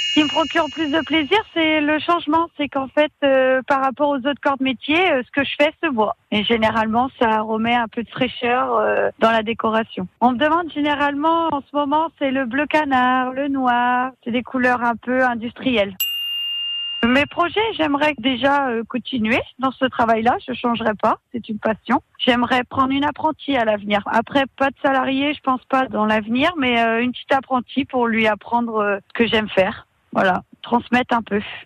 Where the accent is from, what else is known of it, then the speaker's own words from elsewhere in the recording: Brittany, France; moved away as an adult; now in Landes, France; je viens d'arriver dans la région il y a trois ans. Je suis bretonne